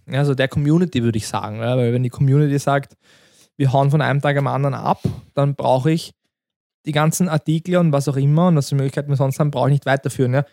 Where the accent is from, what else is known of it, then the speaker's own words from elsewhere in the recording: Austria; Ja, wir sind aus Österreich und alles ist Fakt